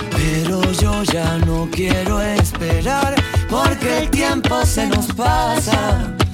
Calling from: Granada, Andalusia, Spain; de Granada.

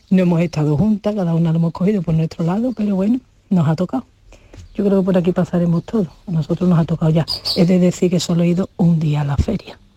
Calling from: Seville, Andalusia, Spain; de Sevilla.

